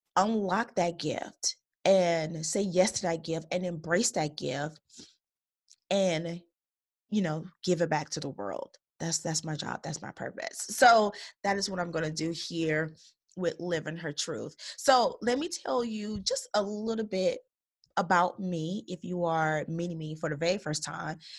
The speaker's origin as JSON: {"language": "English", "town": "Chicago Heights", "region": "Illinois", "country": "United States", "tie": "born or raised there", "said": "I was born and raised in Chicago Heights, Illinois"}